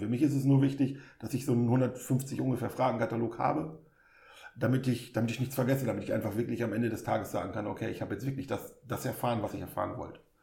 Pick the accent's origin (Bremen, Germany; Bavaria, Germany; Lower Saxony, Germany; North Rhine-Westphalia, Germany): Lower Saxony, Germany; Osnabrück; ich bin in Osnabrück geboren und aufgewachsen